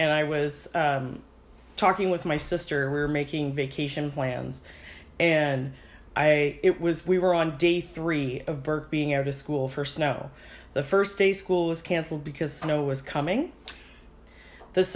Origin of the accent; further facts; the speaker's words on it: Ontario, Canada; now in Missouri, United States; I'm from Ontario